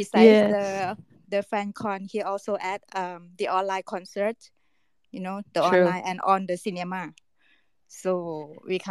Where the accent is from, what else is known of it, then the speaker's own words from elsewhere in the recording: Thailand; I'm from Thailand